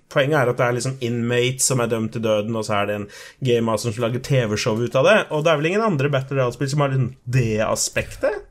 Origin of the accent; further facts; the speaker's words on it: Colombia; now in Norway; jeg er fra Colombia